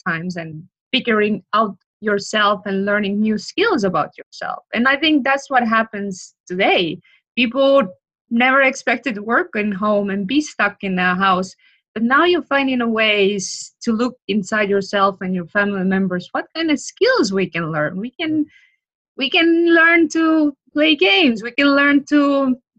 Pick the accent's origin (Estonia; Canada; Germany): Estonia; now in Florida, United States; I'm from Estonia.